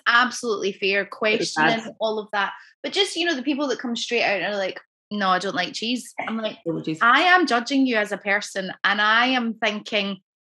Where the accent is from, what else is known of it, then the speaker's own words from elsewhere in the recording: Scotland, United Kingdom; But yeah, being a Scot